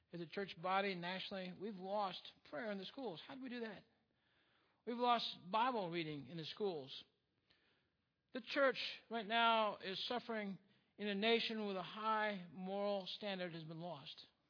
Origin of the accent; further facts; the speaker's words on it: United States; We are truly blessed as Americans.